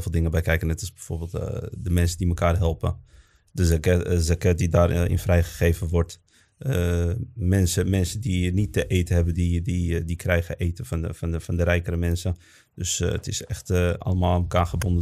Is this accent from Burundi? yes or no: no; Netherlands; also born or lived in Morocco; wij zijn in Nederland ook geboren als moslims en opgevoed als moslims